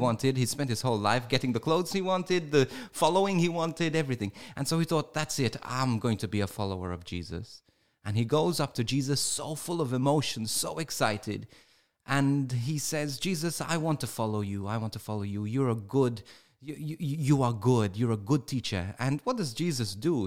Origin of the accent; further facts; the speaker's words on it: Malta; first language English; my first language is, is English, too. I, even though I was brought up in Malta